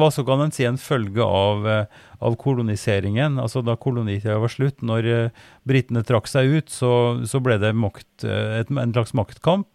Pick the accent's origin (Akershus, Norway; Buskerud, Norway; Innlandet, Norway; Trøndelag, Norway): Trøndelag, Norway; Oppdal; moved away; der jeg ble født og vokste opp i Oppdal